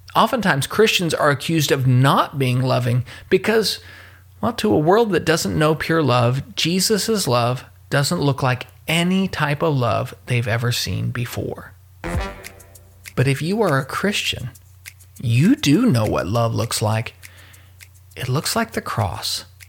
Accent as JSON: {"language": "English", "town": "Louisville", "region": "Kentucky", "country": "United States", "tie": "born or raised there", "said": "my hometown of Louisville, Kentucky"}